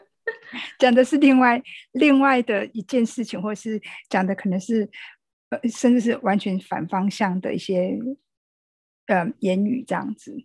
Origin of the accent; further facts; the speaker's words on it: Taiwan; 我们台湾人在防疫这个部分是蛮有共识的